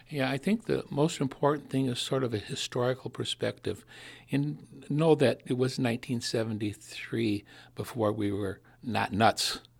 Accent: Sauk County, Wisconsin, United States; now in Milwaukee, United States; born and raised in Sauk County, up in the middle of, of the Baraboo Bluffs

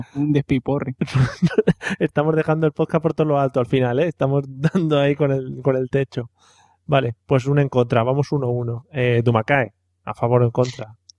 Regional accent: Madrid, Community of Madrid, Spain; moved away; also born or lived in Valencia; yo soy muy madrileño, ¿eh? aunque me estoy, me estoy avalenciando un poco, avalencianando un poco

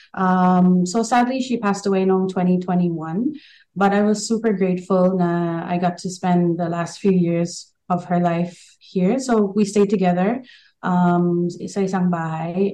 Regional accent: Queensland, Australia; moved away as an adult; also born or lived in Philippines; I was born and raised in Queensland, but 99, I officially moved to the Philippines to try out acting and I lived there for almost 10 years

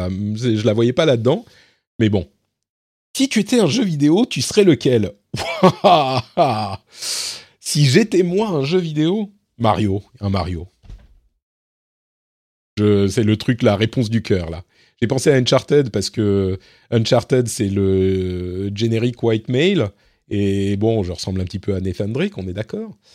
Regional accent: Lebanon; born there; Je suis né au Liban, pour ceux qui ne savent pas. Euh, donc mes parents parlaient arabe correctement.

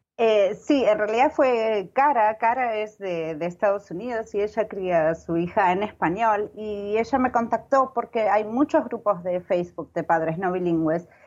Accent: Argentina; cuando era pequeña, en Argentina

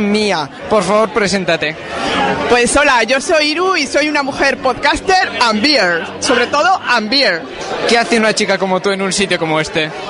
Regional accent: Basque Country, Spain; Yo soy vasco

